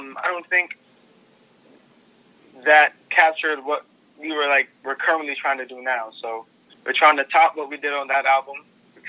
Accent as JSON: {"language": "English", "town": "New York City", "region": "New York", "country": "United States", "said": "I come from Brooklyn"}